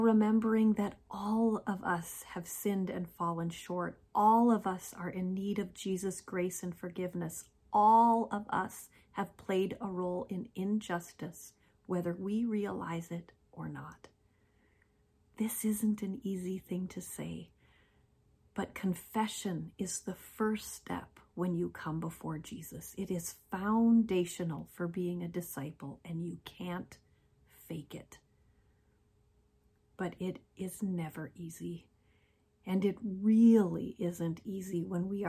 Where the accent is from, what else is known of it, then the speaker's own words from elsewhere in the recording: North Dakota and Minnesota, Midwest, United States; moved away as an adult; also born or lived in Washington, D.C.; I came from North Dakota and Minnesota, where most people looked pretty much like me